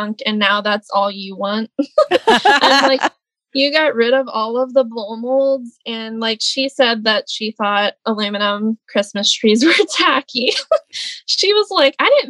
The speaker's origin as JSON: {"language": "English", "town": "Dillsburg", "region": "Pennsylvania", "country": "United States", "tie": "born or raised there", "said": "I'm from Dillsburg, Pennsylvania"}